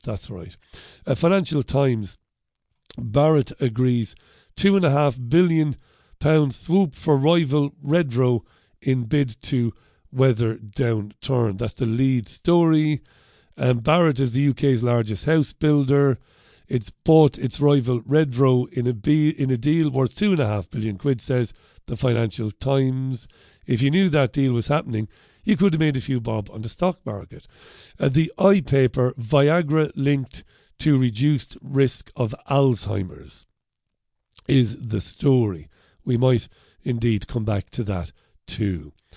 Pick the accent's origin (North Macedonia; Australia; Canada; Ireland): Ireland; now in United Kingdom; I'm an Irishman living in the U K